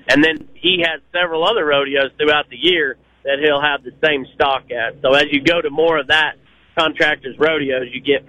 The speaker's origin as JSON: {"language": "English", "region": "Oklahoma", "country": "United States", "said": "like, we're from Oklahoma, so it's quite a ways for us to come up here, but we try to come up here every year"}